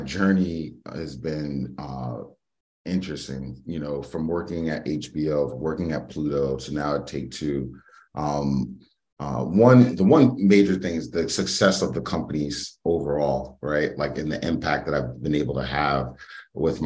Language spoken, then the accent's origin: English; New York City, New York, United States; I'm originally from the Bronx, New York, from the South Bronx